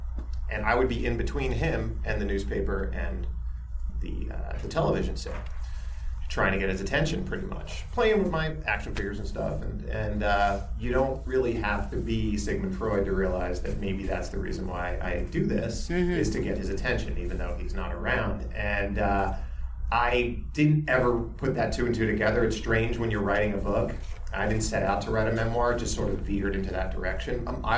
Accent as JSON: {"language": "English", "town": "Westbury", "region": "New York", "country": "United States", "tie": "born or raised there", "said": "I didn't grow up in, we grew up right outside of Queens in Westbury, New York."}